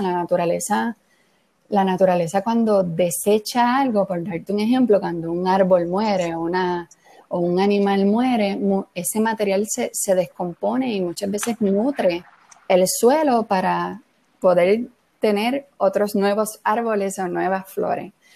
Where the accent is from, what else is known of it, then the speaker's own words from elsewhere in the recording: Puerto Rico; como puertorriqueños